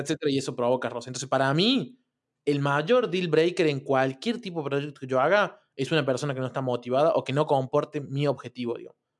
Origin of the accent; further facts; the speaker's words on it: Argentina; acá en Argentina que comemos mucha carne